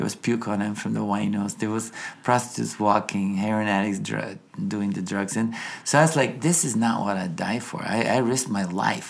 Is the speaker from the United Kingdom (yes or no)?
no; Bulgaria; English is a second language; moved away; I grew up in Bulgaria, which at the time was communist country.